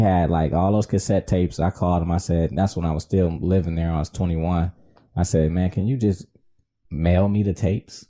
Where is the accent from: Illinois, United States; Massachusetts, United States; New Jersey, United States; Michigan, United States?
Michigan, United States; Detroit; also born or lived in South Florida; now in Southfield, United States; I was born and raised in Detroit.